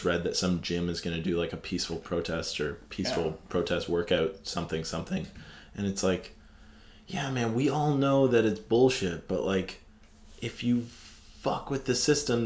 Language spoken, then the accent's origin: English; an hour and a half north of Toronto, Ontario, Canada; I grew up literally an hour and a half north of Toronto